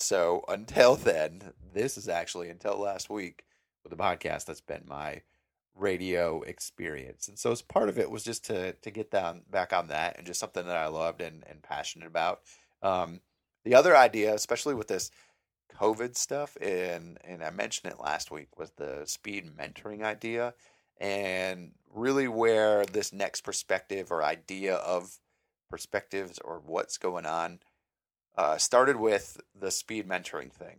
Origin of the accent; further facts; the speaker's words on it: Mankato, Minnesota, United States; moved away as an adult; now in Northwest Florida, United States; I'm from Minnesota, s, town called Mankato. It's about hour and fifteen, hour and twenty minutes south of Minneapolis. Uh, I grew up there all my life.